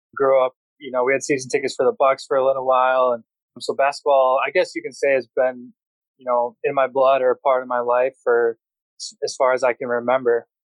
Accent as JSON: {"language": "English", "town": "Brookfield", "region": "Wisconsin", "country": "United States", "said": "I'm from Wisconsin"}